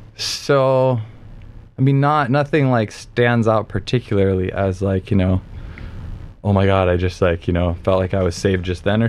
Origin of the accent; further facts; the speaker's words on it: Minnesota, United States; now in Santa Cruz, United States; I was born in Minnesota. Midwestern, just like you.